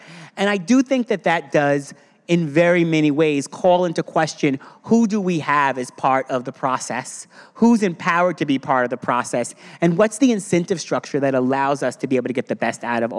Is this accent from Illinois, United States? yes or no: no; Eastern Long Island, New York, United States; growing up on Eastern Long Island as a black person in a black family